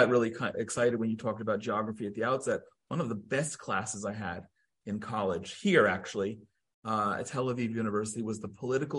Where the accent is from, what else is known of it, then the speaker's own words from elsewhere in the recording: Princeton, New Jersey, United States; also born or lived in Judean Mountains, Israel; now in Israel; I grew up in Princeton, New Jersey. We had a historic Revolutionary War battlefield 2 miles from my house.